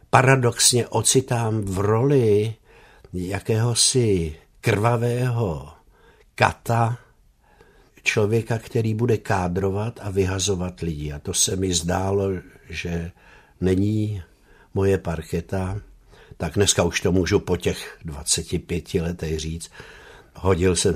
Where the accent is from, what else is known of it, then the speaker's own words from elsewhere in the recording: Bratislava, Bratislava Region, Slovakia; now in Czechia; A náš pan děkan věděl, že já jsem ten rodilý Bratislavan a daroval mi umístěnku do Báňské Bystrice